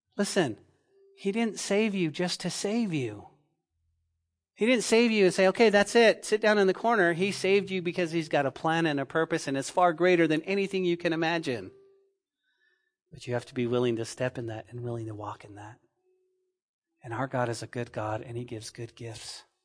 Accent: Santa Fe, New Mexico, United States; now in Lubbock, United States; when I was growing up in Santa Fe, New Mexico

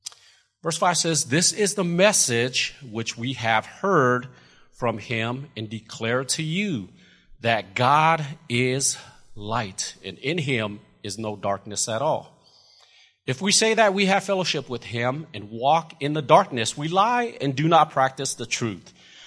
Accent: California, United States; now in Lubbock, United States; because, you know, we're from California, and we had an opportunity to go to much better looking places than Lubbock, Texas.

